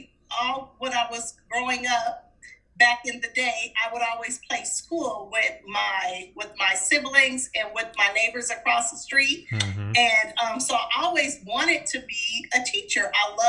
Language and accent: English; Los Angeles, California, United States; Oh, wow. It's interesting. I grew up at a time period. I grew up in the 70s.